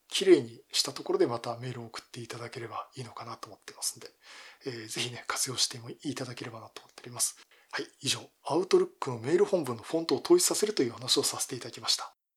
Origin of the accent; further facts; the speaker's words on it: Yokohama, Kanagawa, Japan; 地元横浜